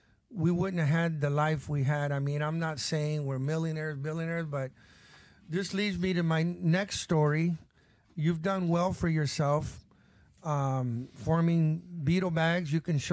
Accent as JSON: {"language": "English", "town": "Tampa", "region": "Florida", "country": "United States", "tie": "born or raised there", "also_born_or_lived": "Cuba / Miami / California", "said": "I was born in 1954. I left in 1956. My dad didn't feel right about Castro. He was coming into power. And right before it all happened, we left. We went to Miami, and we left Miami, and I went to Tampa."}